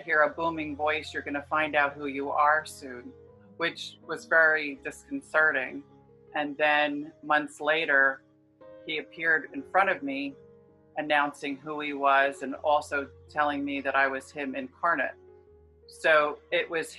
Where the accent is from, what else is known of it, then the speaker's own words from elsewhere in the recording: New Jersey, United States; moved away; also born or lived in California; I'm from New Jersey originally.